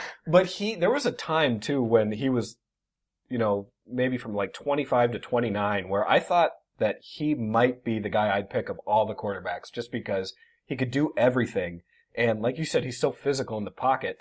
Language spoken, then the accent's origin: English; Marshfield, United States; my hometown of Marshfield